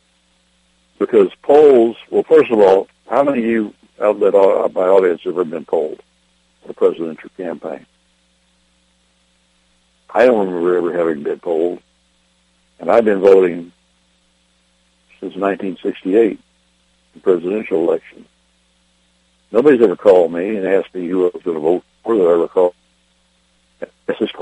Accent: United States

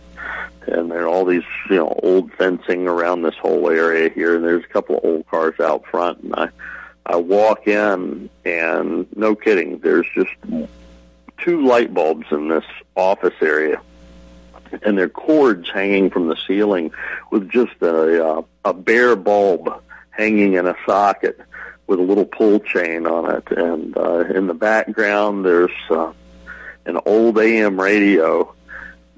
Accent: Mid-East Coast, Mid-Atlantic, United States; I'm from the Middle East Coast

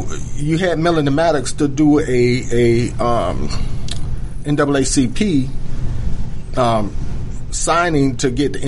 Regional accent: DeKalb County, Georgia, United States; I'm born and raised in DeKalb.

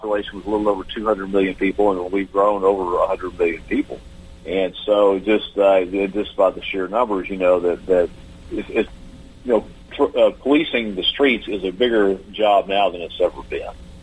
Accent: Texas, United States; my home state here in Texas

